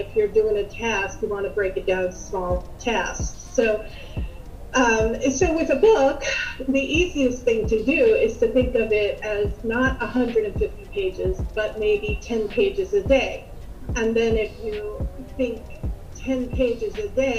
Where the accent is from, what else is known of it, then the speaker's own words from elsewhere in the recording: Upper Darby, Pennsylvania, United States; I grew up in Upper Darby, Pennsylvania